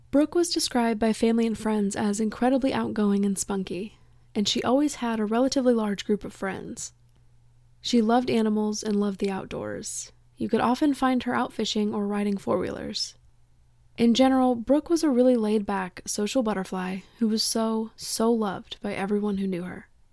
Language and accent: English; eastern Kentucky, United States; having grown up in eastern Kentucky